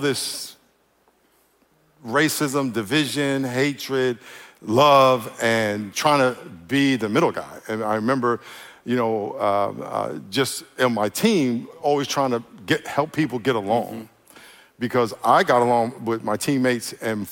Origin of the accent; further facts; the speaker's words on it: New York, United States; I grew up in New York